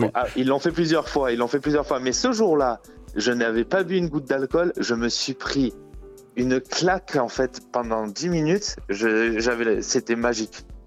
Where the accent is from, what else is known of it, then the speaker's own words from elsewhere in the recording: France; on est français